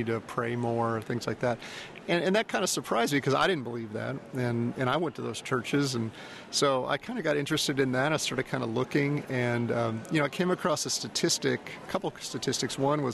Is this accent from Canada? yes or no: no; Houston, Texas, United States; I'm from Houston. I actually grew up outside of Houston